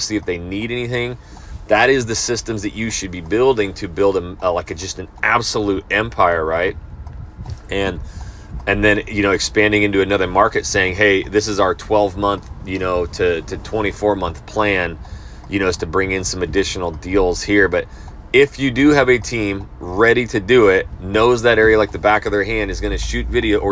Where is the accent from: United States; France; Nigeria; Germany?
United States; North Idaho; I'm from North Idaho